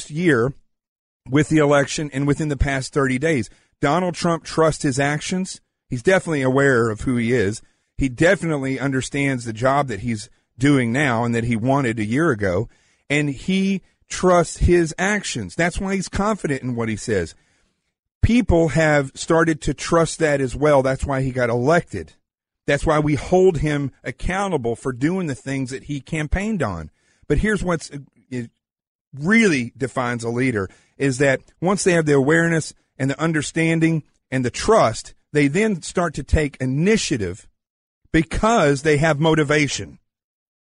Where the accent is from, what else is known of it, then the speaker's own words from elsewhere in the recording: the South, United States; I'm from the South.